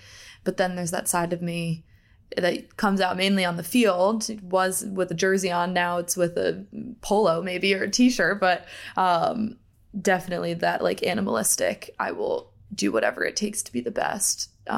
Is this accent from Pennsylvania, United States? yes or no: yes; Pennsylvania, United States; also born or lived in Delaware, United States; So I was born in Delaware, grew up in Pennsylvania. I grew up in a sports family.